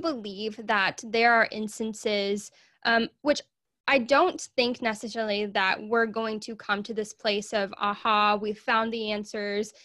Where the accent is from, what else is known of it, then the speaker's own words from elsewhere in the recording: Arkansas, United States; I am from Arkansas in the U S